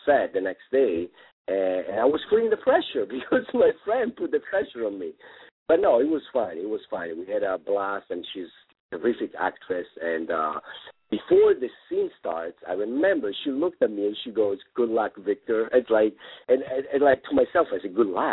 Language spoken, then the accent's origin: English; Rome, Lazio, Italy; English is a second language; moved away as an adult; now in Los Angeles, United States; in Rome, in my hometown